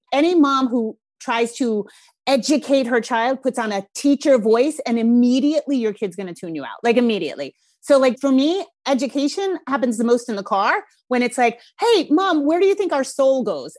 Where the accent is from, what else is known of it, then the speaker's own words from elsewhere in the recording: Rhode Island, United States; accent: Rhode Island; my Rhode Island accent's coming out thick